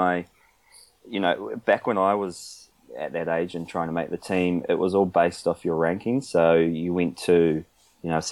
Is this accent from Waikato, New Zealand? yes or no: yes; Whangamata, Waikato, New Zealand; at the time we grew up beachfront in Whangamata